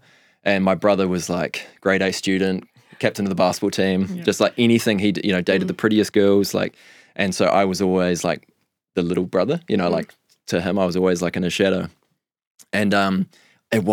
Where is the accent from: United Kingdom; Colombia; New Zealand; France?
New Zealand; Nelson; Well, we've clarified I'm from Nelson.